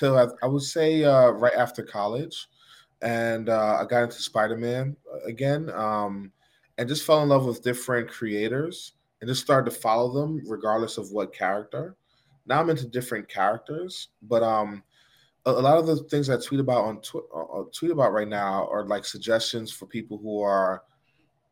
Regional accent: New York City, New York, United States; now in Greensboro, United States; I grew up in Manhattan.

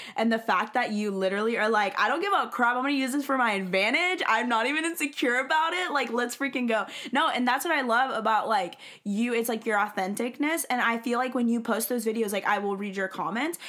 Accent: Alabama, United States; now in Texas, United States; I'm from the South. so I, I, like, live in Texas, um, and I grew up in Alabama

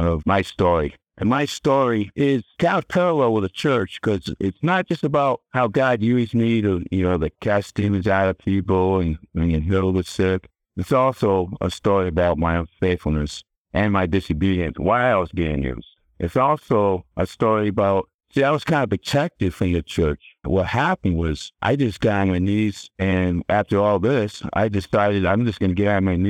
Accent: Connecticut, United States; that's my home state, it's Connecticut.

